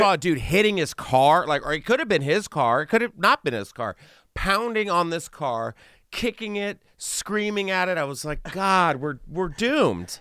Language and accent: English; Texas, United States; now in Los Angeles, United States; I'm from Texas originally, and I'm used to heat